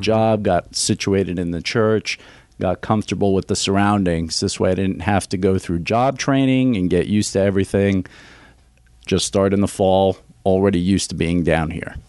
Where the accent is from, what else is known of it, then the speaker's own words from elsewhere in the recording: New York City, New York, United States; moved away as an adult; also born or lived in suburbs of Philadelphia; now in Greenville, United States; I grew up in New York City.